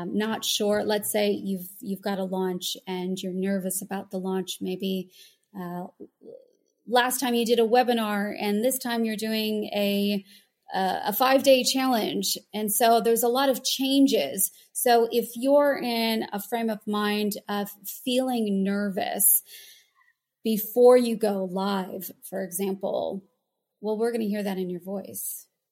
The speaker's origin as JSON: {"language": "English", "country": "United States", "moved": "as an adult", "lives_now": "Sydney, Australia", "said": "I'm American"}